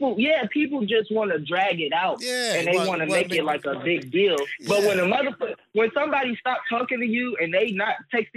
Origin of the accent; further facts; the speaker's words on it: Indianapolis, Indiana, United States; I'm from Indianapolis.